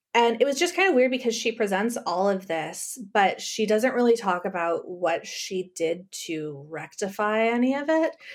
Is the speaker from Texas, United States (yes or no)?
yes; El Paso, Texas, United States; moved away; I grew up in El Paso, Texas, on the border with Ciudad Juar-, Juarez.